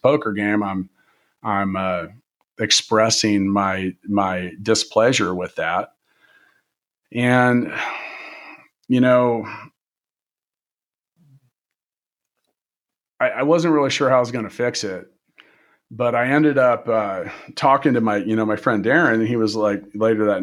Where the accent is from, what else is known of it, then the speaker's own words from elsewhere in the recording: Kansas City, United States; moved away as an adult; also born or lived in Indianapolis, Indiana; I'm from Kansas and Kansas City